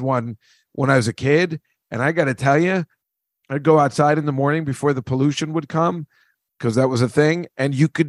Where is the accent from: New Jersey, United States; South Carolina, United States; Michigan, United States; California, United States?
New Jersey, United States; moved away; even growing up in Jersey, we didn't get to see what they show in the movies